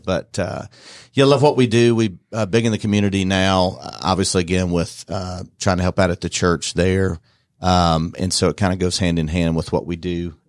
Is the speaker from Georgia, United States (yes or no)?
yes; Dallas, Georgia, United States; now in Bartow County, United States; I'm from Dallas, Georgia, not Texas, and I've been living in Bartow County, I guess, the majority of my adult life.